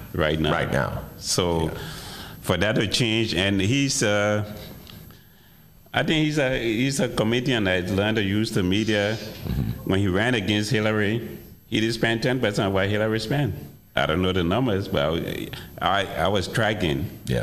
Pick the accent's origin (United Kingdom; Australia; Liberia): Liberia; moved away as an adult; also born or lived in Evanston, Illinois; now in Chicago, United States; I've lived in Chicago longer than I've lived in my home country, my birth country, which is Liberia. I came here in 76 to go to school